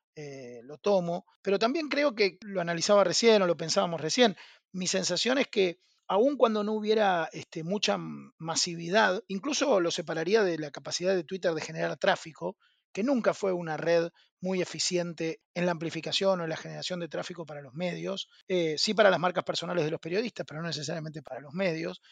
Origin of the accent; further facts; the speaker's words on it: Argentina; soy argentino